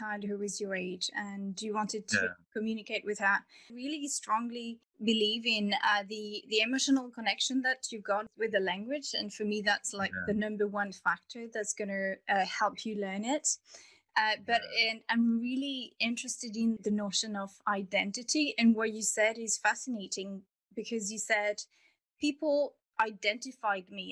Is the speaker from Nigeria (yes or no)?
no; France; first language French; English is a second language; moved away; also born or lived in United Kingdom / Argentina; I'm from France